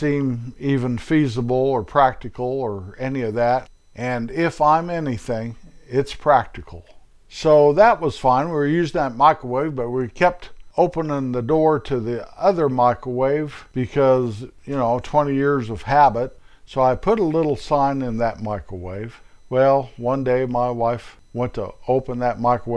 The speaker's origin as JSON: {"language": "English", "country": "United States", "said": "I am an American."}